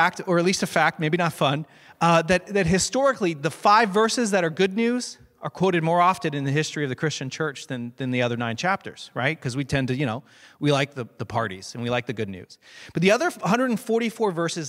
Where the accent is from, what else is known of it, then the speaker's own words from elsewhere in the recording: Hicksville, United States; I'm from Hicksville